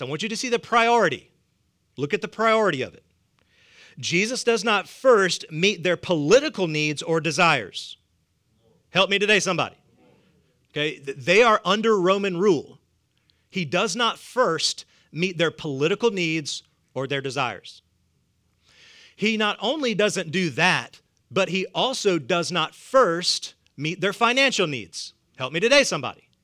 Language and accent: English; the South, United States; accent: southern; my southern accent